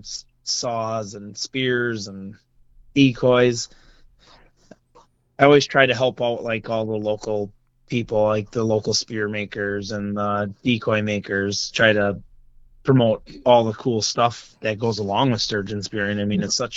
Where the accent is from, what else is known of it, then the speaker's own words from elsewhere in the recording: North Shore of Lake Winnebago, Wisconsin, United States; now in Stevens Point, United States; I grew up on the North Shore of Winnebago.